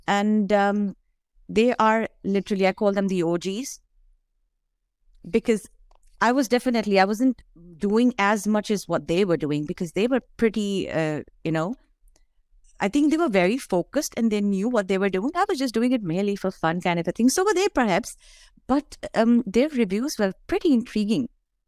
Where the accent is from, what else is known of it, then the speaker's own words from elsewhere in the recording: Dubai, United Arab Emirates; moved away as an adult; now in Toronto, Canada; I came from Dubai in 2006. And that is the time when I used to be looking around for a lot of halal restaurants.